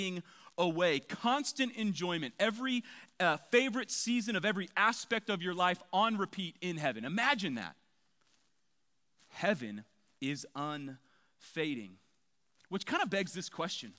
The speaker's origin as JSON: {"language": "English", "region": "Southern California", "country": "United States", "tie": "born or raised there", "said": "born and raised in Southern California"}